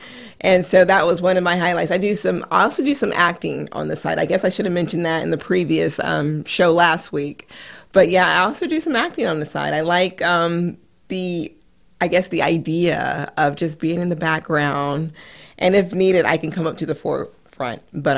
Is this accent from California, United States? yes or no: yes; California, United States; also born or lived in Washington, D.C. / Idaho; I mean, I grew up in California. Then I spent some time in D.C. And then I believe also in Idaho is some of the places that we went to.